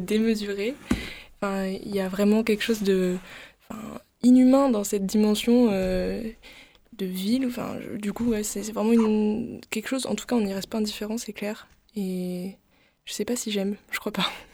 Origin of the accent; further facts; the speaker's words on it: Aix-en-Provence, Provence-Alpes-Côte d'Azur, France; now in Marseille, France; Aix, du coup, je suis pas de très loin, Aix-en-Provence.